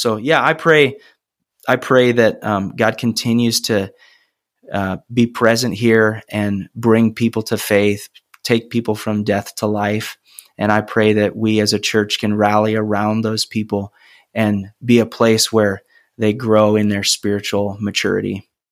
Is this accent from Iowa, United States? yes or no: yes; Cedar Rapids, Iowa, United States; also born or lived in Ames, Iowa; I grew up in Cedar Rapids